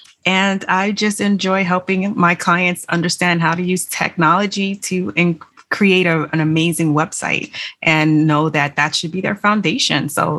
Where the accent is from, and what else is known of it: Miami, Florida, United States; born or raised there; moved away as an adult